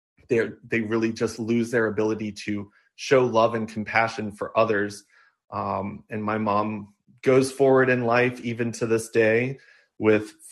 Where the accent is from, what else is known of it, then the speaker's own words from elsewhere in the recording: Amherst, Virginia, United States; also born or lived in Fairfax, Virginia / Blacksburg, Virginia; when I turned 7, my family moved to our family farm where we restored an old farmhouse that was on our property